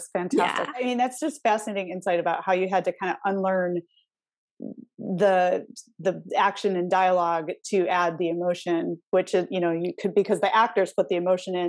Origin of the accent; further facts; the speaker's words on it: Michigan, United States; now in Arizona, United States; I'm from Michigan originally.